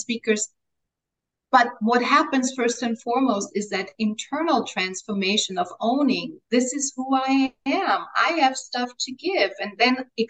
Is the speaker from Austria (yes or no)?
yes; Austria; first language German; English is a second language; now in Mexico; my mother tongue is German, right? I'm Austrian. I was born in Austria. My mother tongue is German.